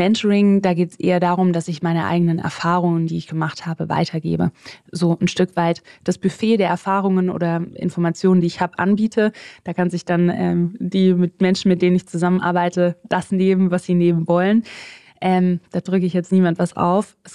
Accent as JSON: {"language": "German", "region": "Southern Germany", "country": "Germany", "tie": "born or raised there", "said": "Also, ich bin in Süddeutschland aufgewachsen. Meine Mama ist Kanadierin. Ähm, mein Papa ist Deutscher."}